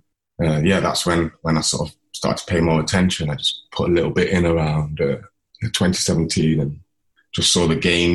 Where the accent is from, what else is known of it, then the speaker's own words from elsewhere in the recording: Nottingham, East Midlands, United Kingdom; I'm from Nottingham, a lens-based artist